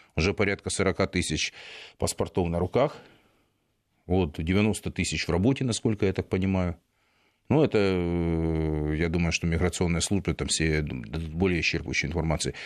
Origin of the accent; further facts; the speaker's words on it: Donbas, Ukraine; я как э, выходец из Донбасса